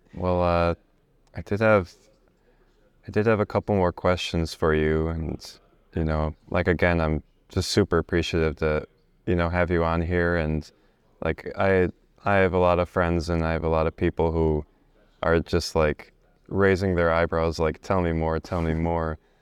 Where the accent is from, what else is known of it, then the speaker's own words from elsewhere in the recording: United States; also born or lived in Bosnia; my family is from Bosnia and I, you know, I've, I was raised in America, but the reason we left is, uh, we left as refugees because of the Civil War